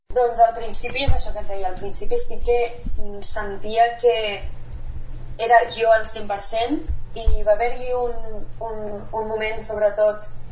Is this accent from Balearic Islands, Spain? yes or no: no; Granollers, Catalonia, Spain; moved away as an adult; now in Mallorca, Spain; vaig néixer a Granollers